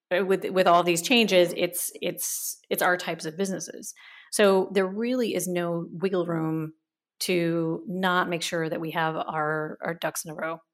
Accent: United States; moved away as an adult; also born or lived in San Francisco / Germany; now in Berlin, Germany; I grew up in America

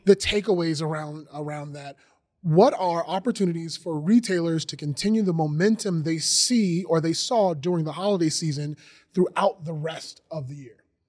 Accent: Georgia, United States; I'm from Georgia

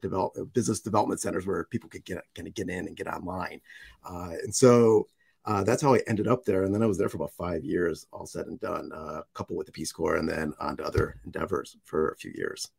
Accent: United States; also born or lived in Russia; I was born and raised in the United States

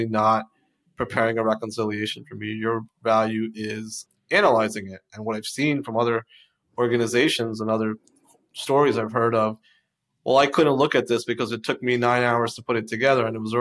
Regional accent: Florida, United States; I went back down to Florida because I'm from Florida

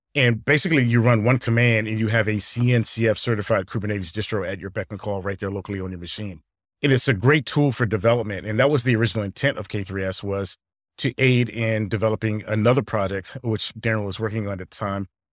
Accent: Alexandria, Virginia, United States; I grew up in Alexandria, Virginia

